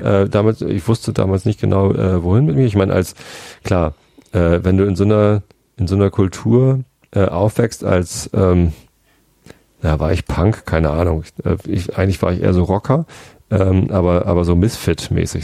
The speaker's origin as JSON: {"language": "German", "region": "Lower Saxony", "country": "Germany", "tie": "born or raised there", "also_born_or_lived": "Hamburg", "said": "Ich bin Niedersachse. Äh, ich bin auch in Niedersachsen aufgewachsen."}